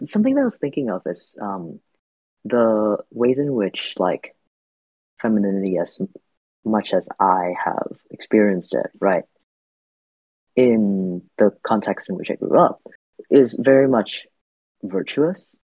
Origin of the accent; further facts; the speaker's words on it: Vietnam; now in United States; I grew up in Vietnam. I've spent most of my like adult years in the US, but my sort of formative years, just in general, were largely spent in Vietnam